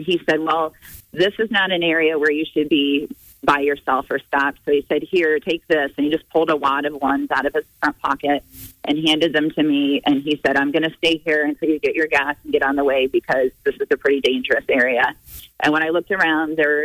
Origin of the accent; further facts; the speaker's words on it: Indiana, United States; I was from Indiana